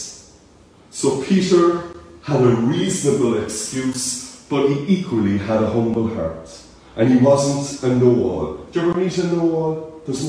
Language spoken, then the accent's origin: English; Cork, Munster, Ireland; accent: Cork; my Cork accent